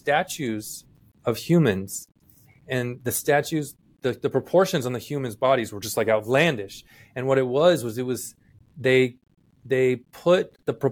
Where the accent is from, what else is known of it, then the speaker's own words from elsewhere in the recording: Gulf area, South Texas, United States; I grew up in South Texas on the Gulf area